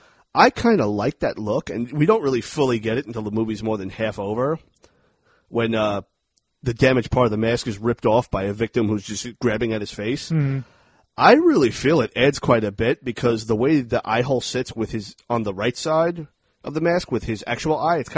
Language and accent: English; Dayton, Ohio, United States; born there; I was born in Dayton, Ohio. My parents split up when I was still a baby.